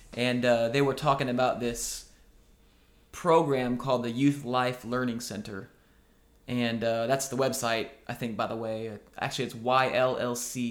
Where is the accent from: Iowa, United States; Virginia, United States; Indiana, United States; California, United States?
Iowa, United States; Oskaloosa; moved away as an adult; now in Nashville, United States; That was in Iowa. Yeah, Oskaloosa, Iowa. My family actually still lives there. I went to middle school and high school there